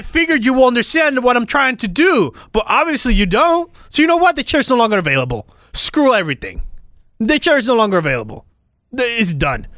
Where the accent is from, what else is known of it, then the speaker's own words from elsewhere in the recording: Puerto Rico; I'm from Puerto Rico